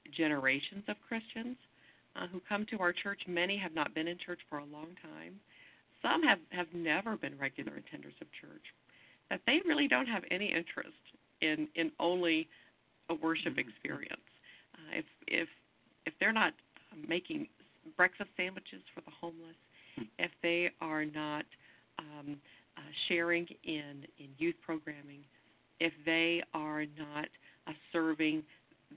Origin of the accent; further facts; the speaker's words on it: Mississippi, United States; I grew up in Mississippi as a United Methodist preacher's kid